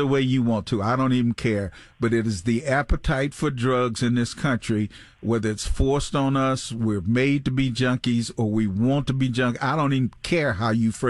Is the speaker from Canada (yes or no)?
no; Arkansas, United States; now in Pittsburgh, United States; separating my home state from Tennessee, Memphis from West Memphis, Arkansas